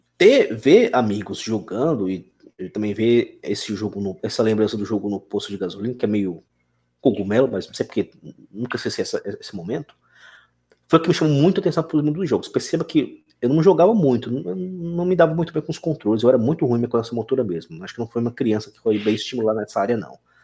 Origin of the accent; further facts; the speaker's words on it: Brasília, Federal District, Brazil; now in Tocantins, Brazil; eu sou de Brasília, e, mas moro hoje em Tocantins